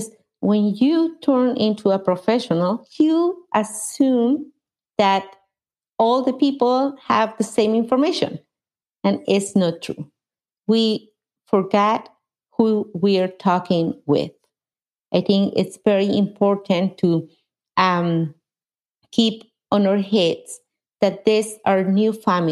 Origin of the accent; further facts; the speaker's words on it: Mexico; English is a second language; moved away as an adult; now in United States; I was born in Mexico, and I moved to the United States 26 years ago.